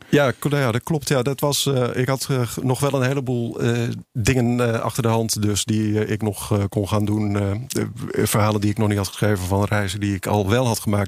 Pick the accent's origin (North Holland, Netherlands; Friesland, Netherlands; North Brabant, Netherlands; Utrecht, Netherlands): Utrecht, Netherlands; ik ben geboren in Utrecht